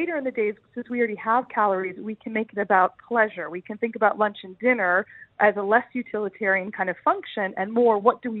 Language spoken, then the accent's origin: English; United States; I'm from the States